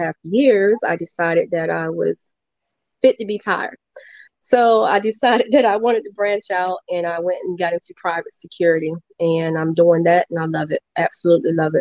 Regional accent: Virginia, United States; I am from Virginia

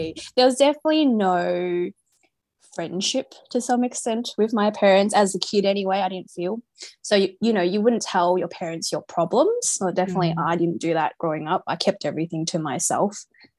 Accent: Melbourne, Victoria, Australia; I'm from Australia. I was born in Melbourne. I'm Asian Australian, so I have my ethnicity is Chinese.

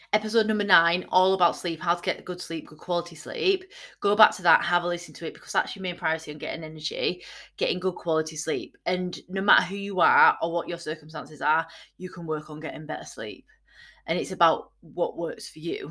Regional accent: Yorkshire and the Humber, United Kingdom; I'm from Yorkshire

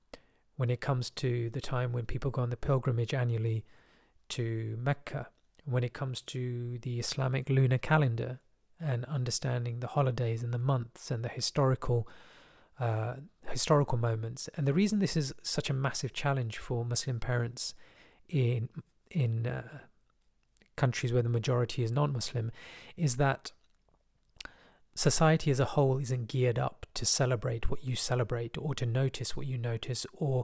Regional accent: England, United Kingdom; born there; So I'm more comfortable with British than English, although I was born in England, which I find interesting.

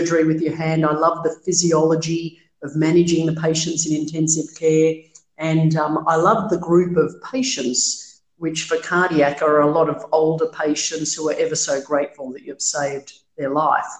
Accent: Melbourne, Victoria, Australia; I was born in Melbourne. I grew up in Melbourne.

